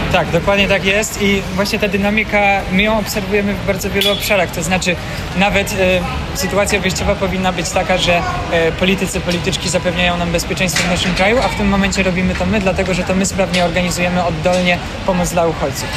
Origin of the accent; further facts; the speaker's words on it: Ukraine; now in Poland; jestem Ukraińcem